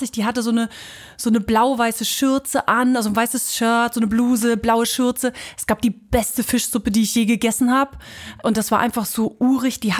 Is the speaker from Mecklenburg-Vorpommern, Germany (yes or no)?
yes; Mecklenburg-Vorpommern, Germany; now in Kiel, Germany; Ich komme ja aus dem Osten, das heißt, ich bin an der Mecklenburger See, Usedom, das war mein